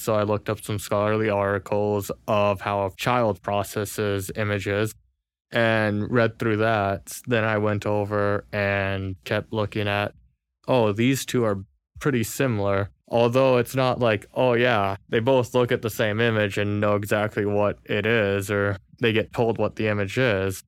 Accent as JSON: {"language": "English", "region": "California", "country": "United States", "tie": "born or raised there", "moved": "yes", "said": "Born and raised in California."}